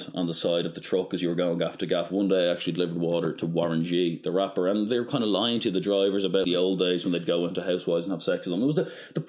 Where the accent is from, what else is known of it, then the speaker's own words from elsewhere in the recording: Ireland; we're Irish